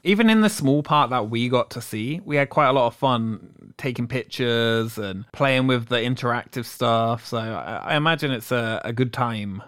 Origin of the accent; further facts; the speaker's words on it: England, United Kingdom; now in Orlando, United States; I'm from England, so I'm not from Ireland